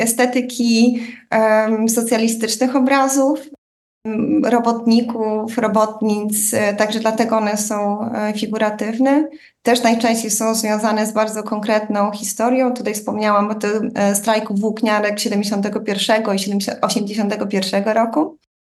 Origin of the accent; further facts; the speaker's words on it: Łomża, Podlaskie Voivodeship, Poland; now in Berlin, Germany; chodząc do e, szkoły podstawowej w Łomży na Podlasiu